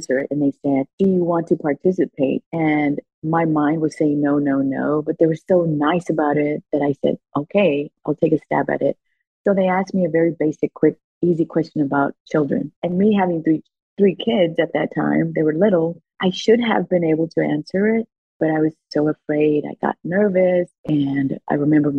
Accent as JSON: {"language": "English", "town": "Houston", "region": "Texas", "country": "United States", "tie": "born or raised there", "second_language": "English", "said": "I was born and raised in Houston. I was raised on the east side of Houston"}